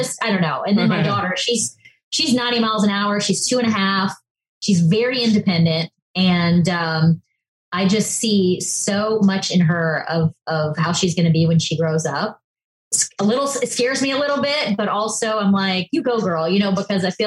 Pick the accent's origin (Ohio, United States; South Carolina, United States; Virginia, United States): South Carolina, United States; Charleston; moved away; also born or lived in Los Angeles / New York; I grew up in Charleston, South Carolina